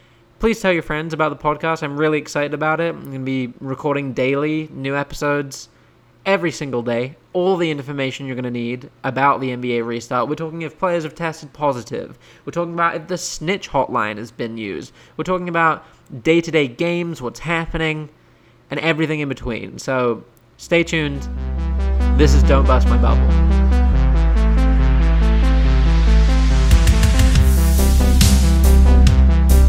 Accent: United Kingdom; now in United States; I'm British, I live in America

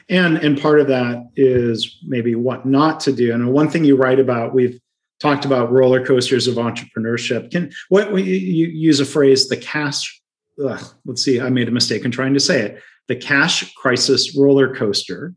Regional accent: Midwest, United States; accent: Midwesterny; my Midwesterny roots accent

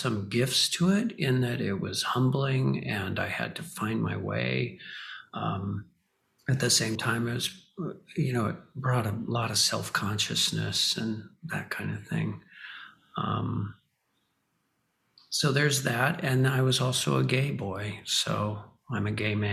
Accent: Hawaii, United States; I grew up in Hawaii

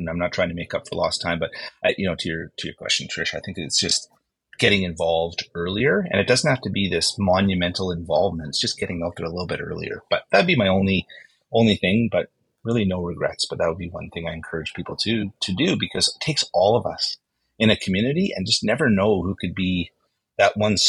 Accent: Winnipeg, Manitoba, Canada; moved away; I was born and raised in Winnipeg

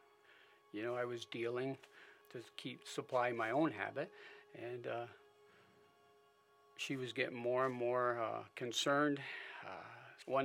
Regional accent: Springville, United States; also born or lived in Philadelphia, Pennsylvania; I was born in Philadelphia to loving parents. My dad, around the age of five, decided to move out up into the country, so he bought a small 80-acre farm outside of Springville

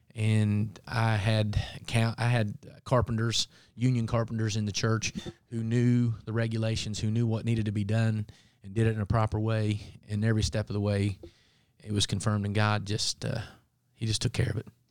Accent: Appalachia, United States; growing up in Appalachia, we had considered part of the Bible Belt

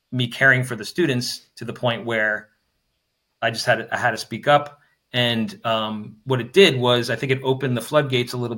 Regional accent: New Jersey, United States; moved away; I'm from New Jersey originally

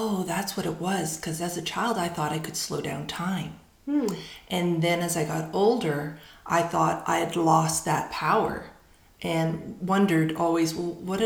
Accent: Surrey, British Columbia, Canada; now in Victoria, Canada; I grew up in Surrey, so I grew up in a very urban.

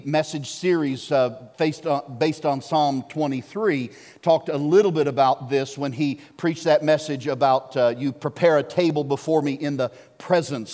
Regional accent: Arkansas, United States; I grew up in Arkansas

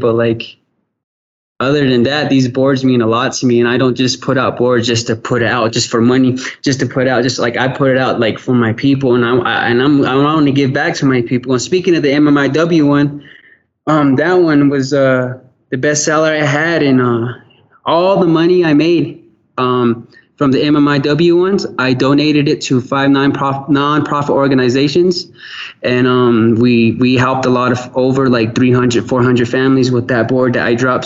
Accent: Gallup, New Mexico, United States; my hometown

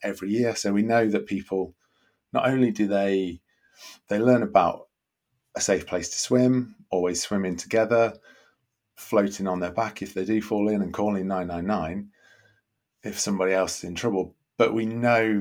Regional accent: Nottingham, East Midlands, United Kingdom; I grew up in Nottingham

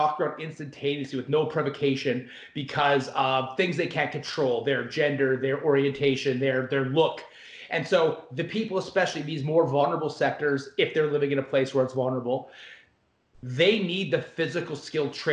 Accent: Canada; I'm Canadian

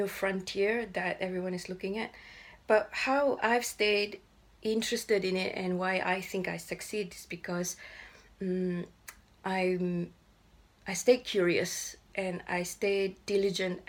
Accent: Ipoh, Perak, Malaysia; moved away as an adult; now in London, United Kingdom; I grew up in Ipoh, and I'm still in touch with my school friends

